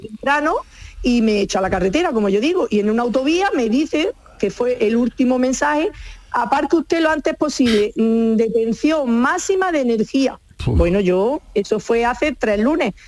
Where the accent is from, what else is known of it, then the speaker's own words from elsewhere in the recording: a village in Granada province, Andalusia, Spain; yendo de mi pueblo, de Santa Vaquero, Granada